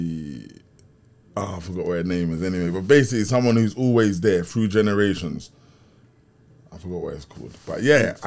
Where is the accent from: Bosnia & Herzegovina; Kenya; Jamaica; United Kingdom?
United Kingdom; London; growing up in Kennington, and in Brixton